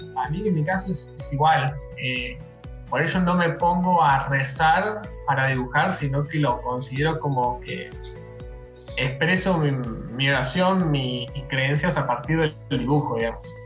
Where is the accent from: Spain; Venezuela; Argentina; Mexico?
Argentina; Mar del Plata, Buenos Aires Province; moved away as an adult; now in Córdoba, Argentina; soy de Mar del Plata, actualmente vivo en Córdoba